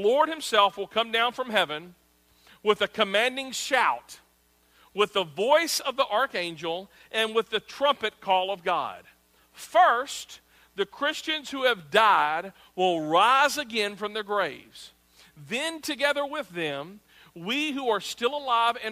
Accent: United States; we as America

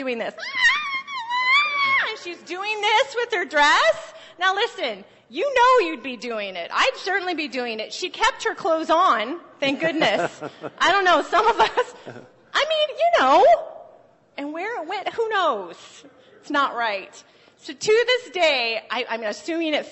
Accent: Phoenix, Arizona, United States; moved away; I'm from Arizona, from Phoenix

